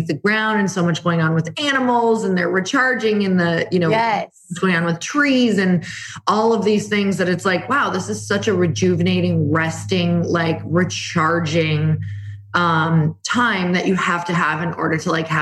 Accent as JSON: {"language": "English", "region": "Midwest", "country": "United States", "also_born_or_lived": "California", "moved": "as an adult", "lives_now": "Arizona, United States", "said": "I'm from the Midwest. I am from the snow, 30 years in the snow"}